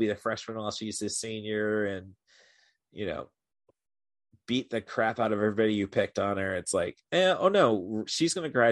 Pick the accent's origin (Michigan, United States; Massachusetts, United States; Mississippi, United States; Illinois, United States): Illinois, United States; Morton; moved away as an adult; also born or lived in Chicago, Illinois; I actually grew up 10 miles east in Morton